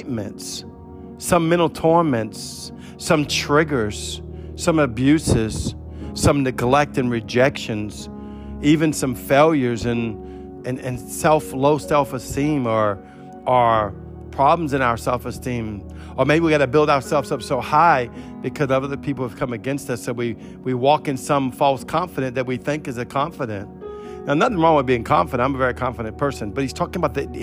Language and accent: English; New Orleans, Louisiana, United States; I'm from New Orleans. It's a party city. We used to party every weekend